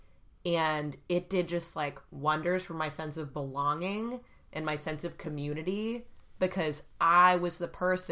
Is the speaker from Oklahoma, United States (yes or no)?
no; Fairfield, Connecticut, United States; Growing up in Fairfield, Connecticut